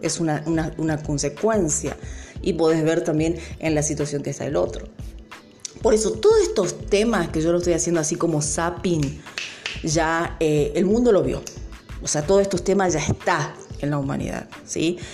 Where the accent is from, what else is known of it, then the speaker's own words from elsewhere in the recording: Argentina; nosotros también como argentinos